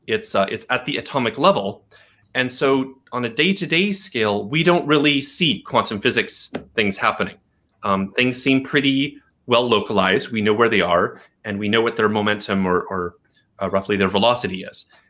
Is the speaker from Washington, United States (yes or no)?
no; Portland, Oregon, United States; moved away as an adult; also born or lived in Berkeley, California; I grew up in Portland, and I was living in Berkeley, California.